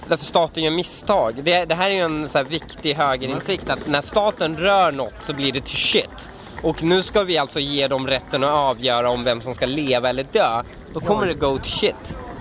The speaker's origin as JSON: {"language": "Swedish", "country": "Sweden", "tie": "born or raised there", "also_born_or_lived": "Iran", "said": "jag känner mig iransk, eh, svensk-iransk. Jag känner mig uppvuxen här som en invandrare"}